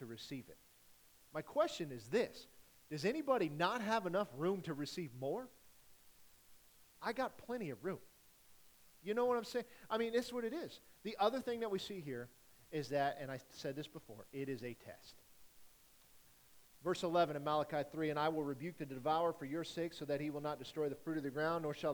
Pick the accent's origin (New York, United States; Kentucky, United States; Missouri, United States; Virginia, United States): Missouri, United States; Rockport; from Rockport